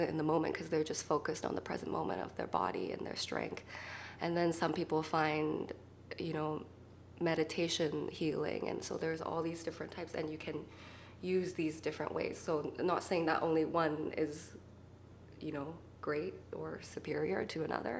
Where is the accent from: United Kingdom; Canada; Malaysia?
Canada; Vancouver, British Columbia; I'm from Vancouver